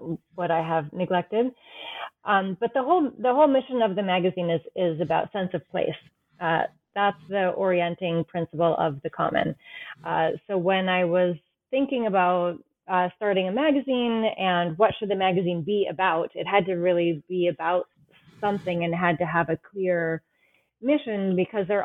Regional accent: New England, United States; I grew up in New England

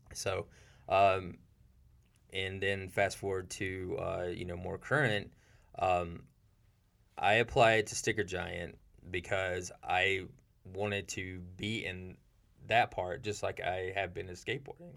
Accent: Seneca, South Carolina, United States; I'm from Seneca, South Carolina. Um, is a pretty rural place in South Carolina

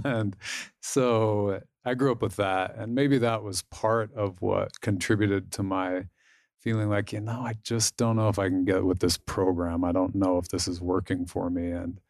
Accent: Salt Lake City, Utah, United States; I grew up in Salt Lake City mostly, and I got married just a few years ago at the age of 36.

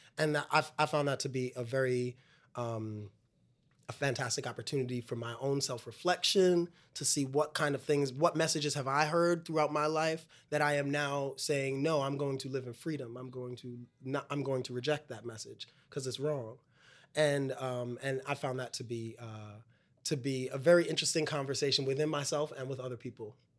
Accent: New York City, New York, United States; In Brooklyn. I'm from Brooklyn

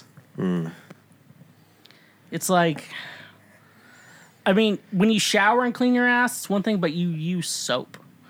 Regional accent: Midwest, United States; I'm from the Midwest, I can eat as much as I want.

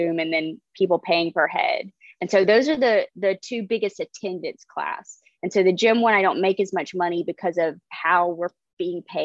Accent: Lake City, United States; in my hometown of Lake City

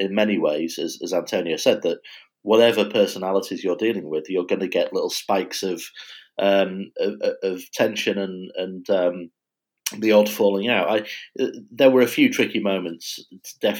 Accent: United Kingdom; being British

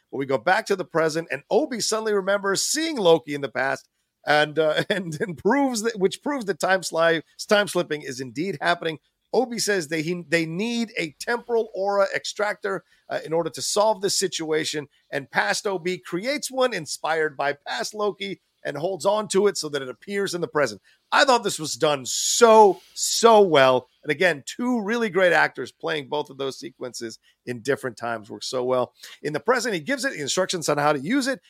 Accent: Virginia, United States; growing up in Virginia, you know, we didn't have a lot of money

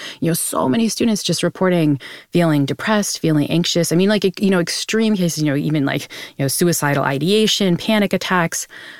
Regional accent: New Bedford, Massachusetts, United States; I grew up in New Bedford, Massachusetts, which, if you remember, your Moby Dick was the town that Moby Dick was set in. So it was a huge Massachusetts city for whaling.

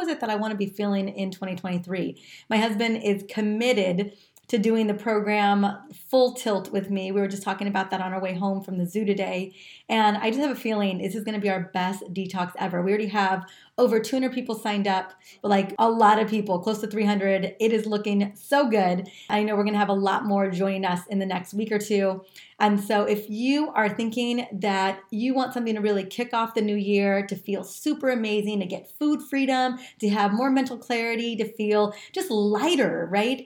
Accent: California, United States; growing up in California my entire life

